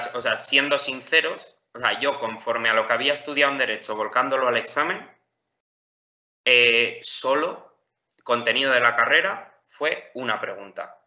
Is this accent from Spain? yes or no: yes; Campo de Criptana, Castilla-La Mancha, Spain; yo soy de Campo de Cristana, de un pueblo de Ciudad Real.